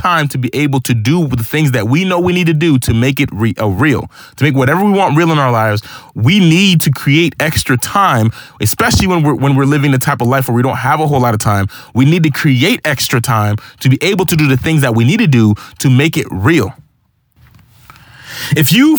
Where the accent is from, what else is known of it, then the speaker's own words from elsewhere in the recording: Haiti; moved away; I was born in Haiti